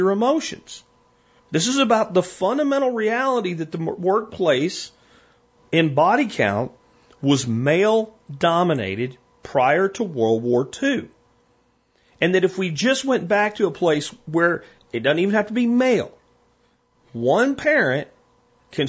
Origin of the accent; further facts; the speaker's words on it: Pennsylvania, United States; I'm from Pennsylvania